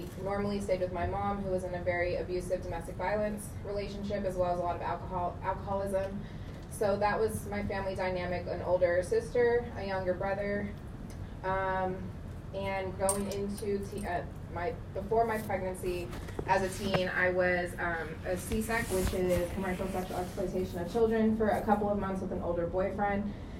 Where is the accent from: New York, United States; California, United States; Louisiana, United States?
California, United States; Oceanside; also born or lived in Los Angeles; So I am from Oceanside, grew up in North County. I moved there when I was 5. I'm originally from Los Angeles, but that's where I consider myself from.